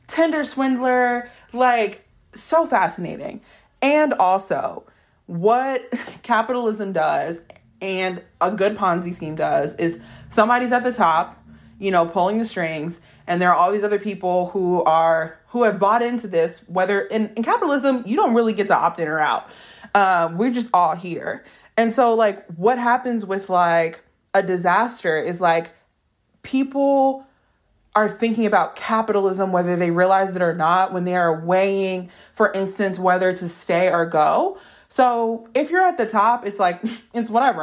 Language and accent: English; New Orleans, Louisiana, United States; I'm from New Orleans